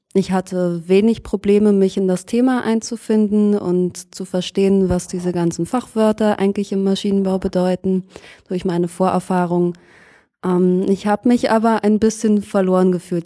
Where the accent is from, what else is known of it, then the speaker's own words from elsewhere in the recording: Lohne, Lower Saxony, Germany; moved away as an adult; now in Berlin, Germany; Ich bin in einer Kleinstadt in Niedersachsen aufgewachsen, die heißt Lohne im Landkreis Fechter.